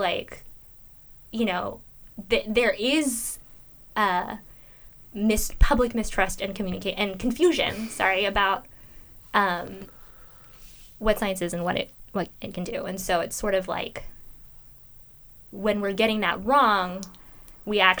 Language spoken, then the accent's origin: English; Los Angeles, California, United States; I'm from Los Angeles